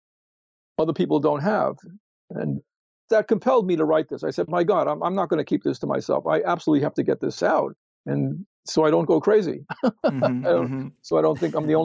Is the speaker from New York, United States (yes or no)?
yes; New York City, New York, United States; I grew up in New York City, and when I was a little kid, we had trolleys there